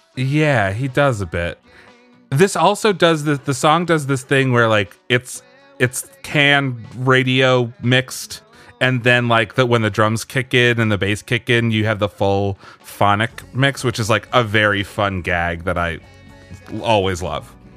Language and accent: English; Pennsylvania, United States; I grew up in Pennsylvania